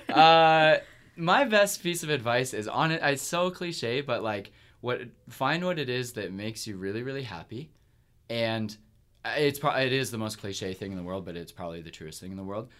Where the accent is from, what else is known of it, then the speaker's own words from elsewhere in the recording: Kingston, Ontario, Canada; moved away; my hometown's Kingston